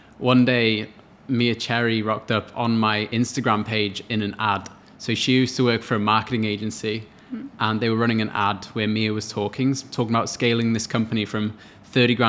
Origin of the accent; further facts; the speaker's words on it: Wales, United Kingdom; moved away as an adult; now in Australia; I'm from Wales in the UK, about 16,000 kilometers away from here